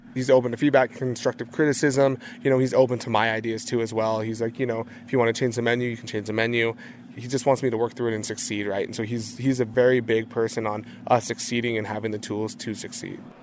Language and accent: English; Southwest, United States; growing up in the Southwest